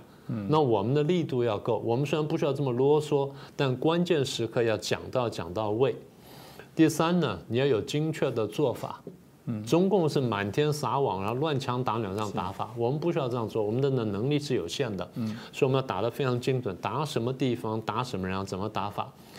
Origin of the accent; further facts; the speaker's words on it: Taiwan; 我们台湾人